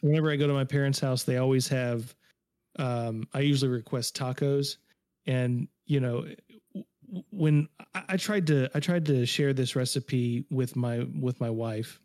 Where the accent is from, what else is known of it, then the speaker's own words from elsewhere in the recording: Georgia, United States; when I was growing up in Georgia in the early eighties